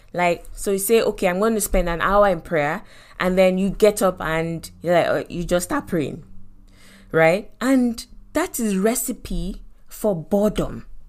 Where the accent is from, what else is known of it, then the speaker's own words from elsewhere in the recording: Lagos, Nigeria; African parents, you know, growing up in Lagos, Nigeria